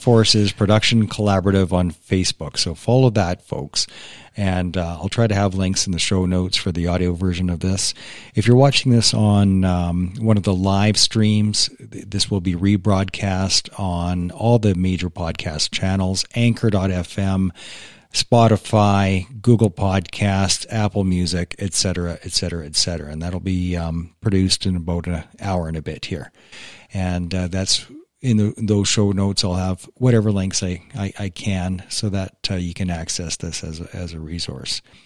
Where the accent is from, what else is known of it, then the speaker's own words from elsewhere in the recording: Canada; being a Canadian